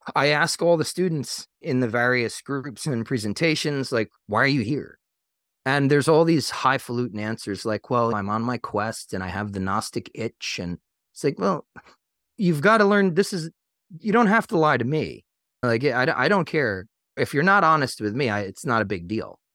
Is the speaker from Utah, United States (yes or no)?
no; Long Island, New York, United States; moved away as an adult; now in North Carolina, United States; I grew up on Long Island